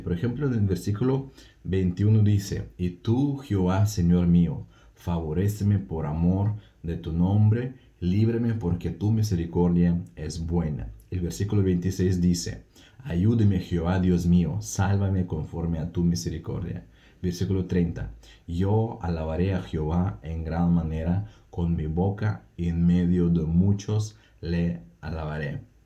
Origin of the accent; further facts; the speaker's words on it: Russia; Spanish is a second language; hablo un poco raro, no es porque soy medio tonto, sino porque soy ruso.